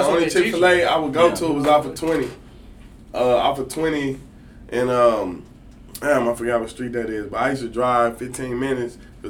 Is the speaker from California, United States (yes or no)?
yes; Los Angeles, California, United States; now in Dallas, United States; You know, I grew up on that shit in L.A.